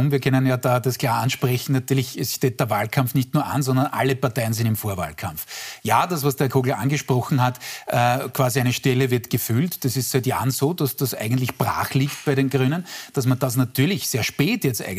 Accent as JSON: {"language": "German", "region": "Styria", "country": "Austria", "said": "nehm ich gern hin als Steirer."}